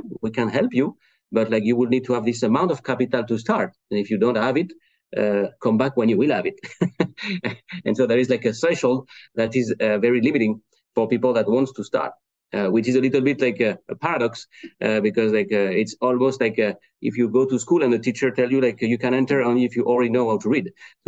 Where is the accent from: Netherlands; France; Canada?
France; English is a second language; now in Cleveland, United States; Today I'm speaking to you from Cleveland in Ohio in the US, but as you heard with my accent, I'm not from there. So I'm originally from France